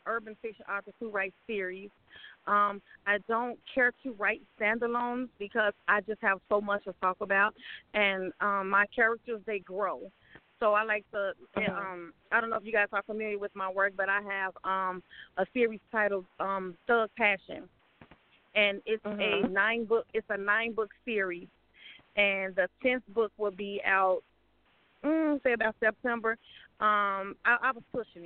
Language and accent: English; Chicago, Illinois, United States; now in Atlanta, United States; I was born and raised in Chicago, but now I'm currently residing in Atlanta.